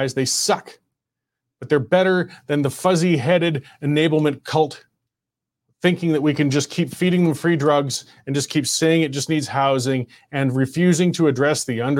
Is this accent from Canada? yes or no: yes; Banff, Alberta, Canada; I grew up in Banff.